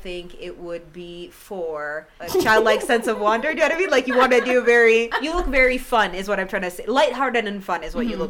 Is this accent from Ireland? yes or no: no; Canada; I said sorry. And I'm from Canada, so that's like enough.